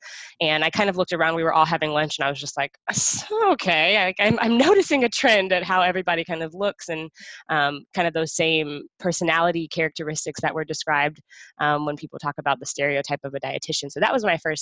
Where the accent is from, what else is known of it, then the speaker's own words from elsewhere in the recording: Texas, United States; moved away as an adult; also born or lived in San Antonio / Houston; now in Boston, United States; I'm from Texas, as you just said. My family's in San Antonio, but I spent, I guess, the last like 10 years of my life until moving to Boston in Houston. So that's what I call home